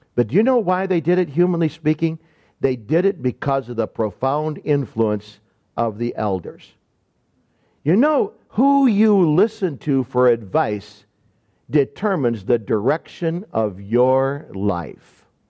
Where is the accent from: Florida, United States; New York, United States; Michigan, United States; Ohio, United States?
Michigan, United States; accent: Deep South; I grew up in Michigan